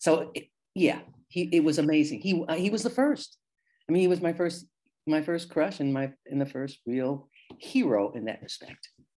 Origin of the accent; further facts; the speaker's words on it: Detroit, Michigan, United States; growing up in Southwest Detroit, in 1957, I can think, you know, I'm actually conscious for five, 6 years old, is that, you know, we were integrated in that. And our neighborhoods were Italians, Polish, and Hungarians.